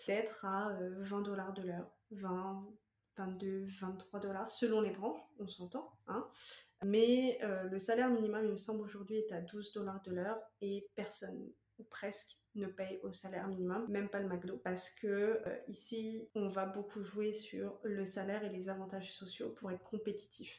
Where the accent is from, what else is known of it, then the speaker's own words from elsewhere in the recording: France; moved away as an adult; now in Quebec, Canada; française expatriée au Québec depuis 2020